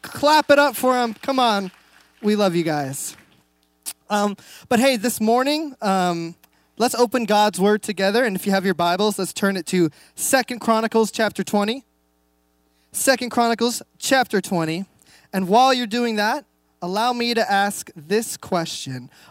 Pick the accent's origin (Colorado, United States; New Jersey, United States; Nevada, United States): Nevada, United States; Reno; moved away as an adult; now in Enumclaw, United States; We moved here about a year and a half. We're actually from Reno, Nevada.